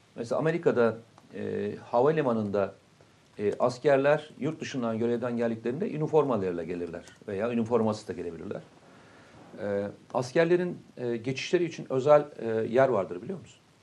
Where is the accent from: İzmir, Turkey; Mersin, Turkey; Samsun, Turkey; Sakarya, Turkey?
Samsun, Turkey; moved away; memleketim olması hasabiyle